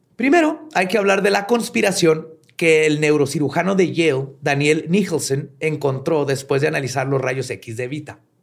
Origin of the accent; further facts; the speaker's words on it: Mexico; acá en México